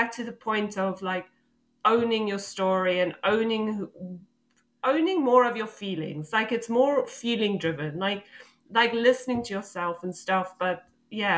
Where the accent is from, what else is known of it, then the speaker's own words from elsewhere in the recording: South Africa; moved away; I grew up in South Africa